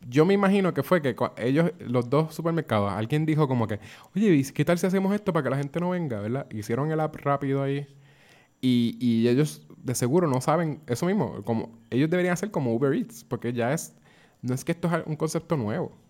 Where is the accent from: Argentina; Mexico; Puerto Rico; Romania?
Puerto Rico